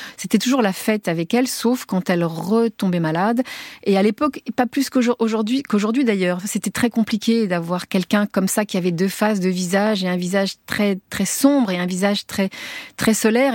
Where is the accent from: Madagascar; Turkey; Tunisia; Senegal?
Tunisia; also born or lived in Paris; now in France; on est les Français de Tunisie